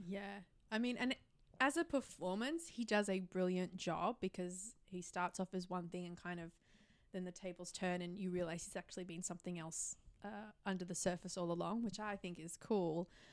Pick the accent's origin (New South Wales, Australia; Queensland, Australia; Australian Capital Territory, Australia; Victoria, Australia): Victoria, Australia; Melbourne; moved away as an adult; now in Sydney, Australia; my hometown, like my home is Melbourne, where my parents are.